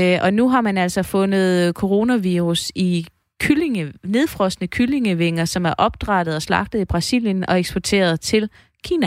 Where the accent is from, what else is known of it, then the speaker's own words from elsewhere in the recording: East Jutland, Central Denmark Region, Denmark; vi er østjyder